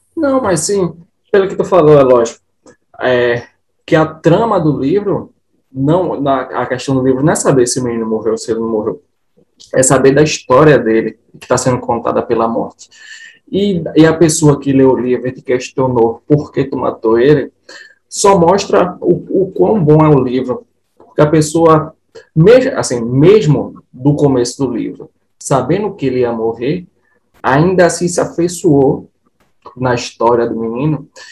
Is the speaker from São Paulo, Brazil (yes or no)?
no; Recife, Pernambuco, Brazil; como pernambucano, como nordestino